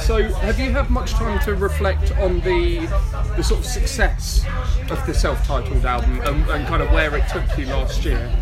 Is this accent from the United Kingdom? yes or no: yes; Horsham, South East England, United Kingdom; my hometown scene